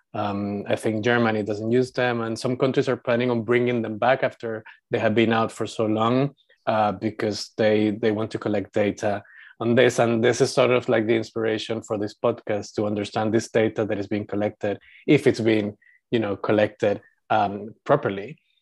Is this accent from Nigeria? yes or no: no; Panama; moved away as an adult; also born or lived in Europe; When I grew up, uh, in Panama, I was seen as white because my family was half European